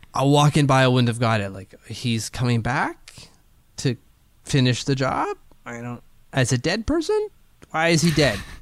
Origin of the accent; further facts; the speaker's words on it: Canada; As a Canadian